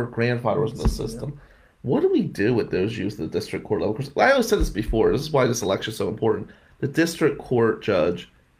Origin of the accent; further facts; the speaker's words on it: Atlantic City, New Jersey, United States; moved away; where I grew up in Atlantic City, which is a really bad place